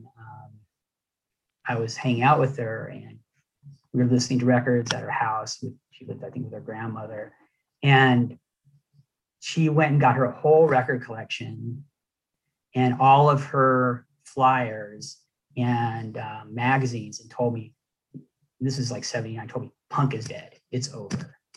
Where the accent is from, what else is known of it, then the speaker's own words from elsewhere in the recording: Los Angeles, California, United States; I grew up in Hollywood I was going to Hollywood High